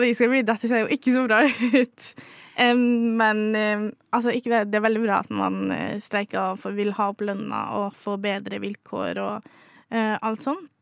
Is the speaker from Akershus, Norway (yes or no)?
no; Molde, Møre og Romsdal, Norway; moved away; Jeg har faktisk beholdt folkeregistreringa hjemme i Molde